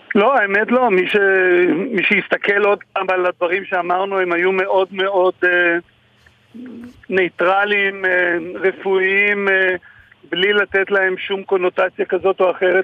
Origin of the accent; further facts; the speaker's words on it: Jerusalem, Jerusalem District, Israel; אני ירושלמי והייתי בתיכון uh, במלחמת ששת הימים.